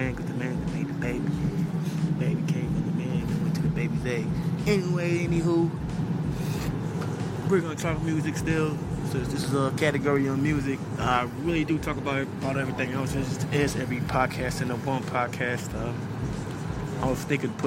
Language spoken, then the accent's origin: English; New York City, New York, United States; I was raised in Jamaica, Queens